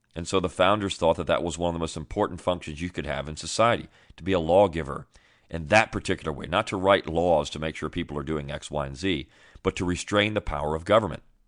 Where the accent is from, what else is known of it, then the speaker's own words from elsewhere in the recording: Northern Virginia and Delaware, United States; moved away; where I grew up, uh, it would be Northern Virginia and then into Delaware.